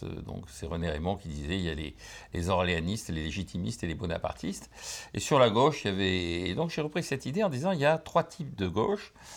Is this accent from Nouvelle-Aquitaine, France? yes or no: yes; Bordeaux, Nouvelle-Aquitaine, France; je viens de Bordeaux